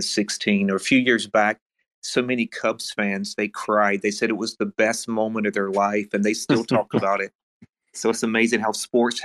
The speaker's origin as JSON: {"language": "English", "region": "North Carolina", "country": "United States", "also_born_or_lived": "Illinois", "moved": "yes", "said": "I'm from North Carolina in the United States, but I lived in Illinois for about 5 years."}